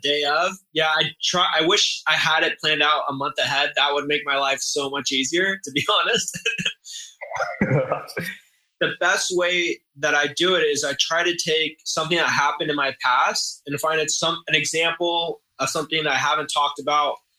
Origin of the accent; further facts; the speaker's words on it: San Diego, California, United States; san diego my hometown